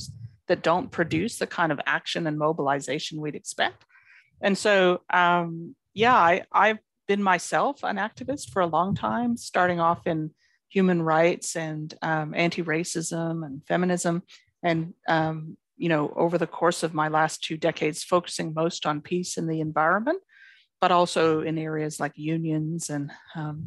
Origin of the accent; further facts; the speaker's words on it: Canada; moved away as an adult; now in Australia; I'm from Canada, as you can hear from my accent, although I've been in Australia for 20 years